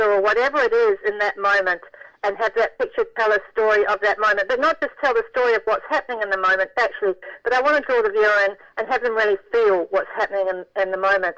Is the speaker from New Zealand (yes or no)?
yes; New Zealand; moved away; my hometown had been destroyed by an earthquake